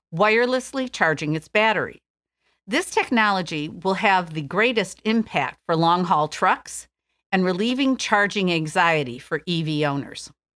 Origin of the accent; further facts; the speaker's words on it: Detroit, Michigan, United States; Detroit, my hometown